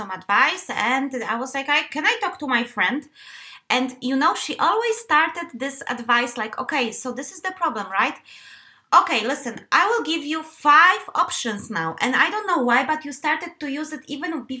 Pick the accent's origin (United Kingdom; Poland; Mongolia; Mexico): Poland; eastern Poland; accent: Eastern Polish; now in Denmark; this is my accent. By the way, I do have a tendency to have a very beautiful Eastern Polish accent sometimes